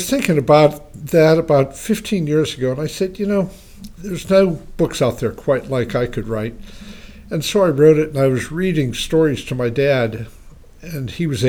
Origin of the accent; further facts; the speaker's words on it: Punxsutawney, Pennsylvania, United States; I was raised on a small family farm outside Punxsutawney.